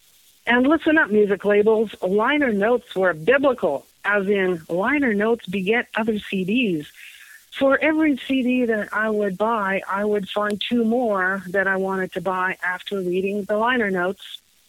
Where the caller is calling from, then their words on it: Toronto, Ontario, Canada; I'm calling from Toronto.